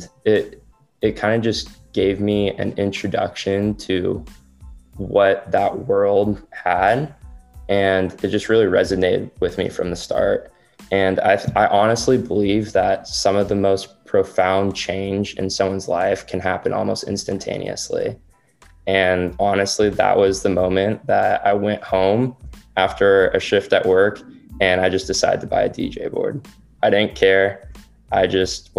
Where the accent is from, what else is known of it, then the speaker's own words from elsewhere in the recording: California, United States; also born or lived in Missouri; I was born and raised in California.